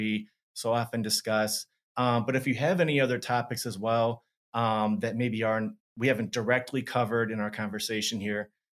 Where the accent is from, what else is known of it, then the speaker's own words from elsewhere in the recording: Madison, Wisconsin, United States; moved away as an adult; also born or lived in Minneapolis, Minnesota / Arizona; I grew up here in Madison